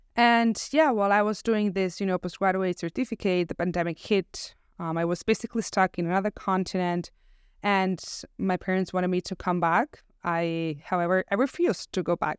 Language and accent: English; Barcelona, Catalonia, Spain; moved away; I was born and raised in Barcelona